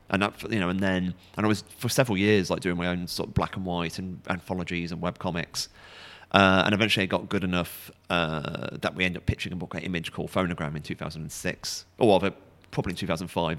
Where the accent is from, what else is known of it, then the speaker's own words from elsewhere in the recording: Stafford, West Midlands, United Kingdom; also born or lived in South London; now in London, United Kingdom; I'm originally from the Midlands, Stafford, but I live in London